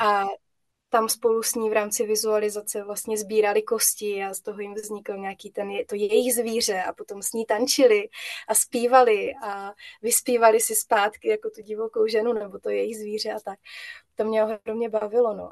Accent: Moravia, Czechia; also born or lived in Brno; tady u nás na Moravě

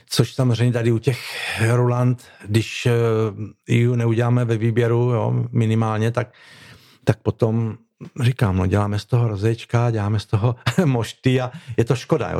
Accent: Kurdějov, South Moravian Region, Czechia; já třeba jsem eh, z Kurdějova

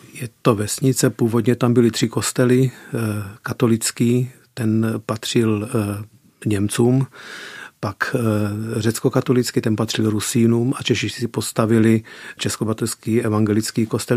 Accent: Peregu Mare, Arad County, Romania; first language Czech; moved away as an adult; now in Czech Republic; Vyrůstal jsem v české komunitě, která se nachází ve vesnici Velký Perek nebo Peregu Mare rumunsky

